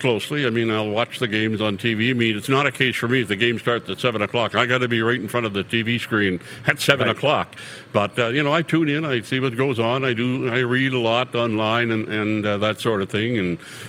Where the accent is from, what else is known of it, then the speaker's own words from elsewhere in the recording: Campbellton, New Brunswick, Canada; moved away; also born or lived in Calgary; my hometown in Campbellton, New Brunswick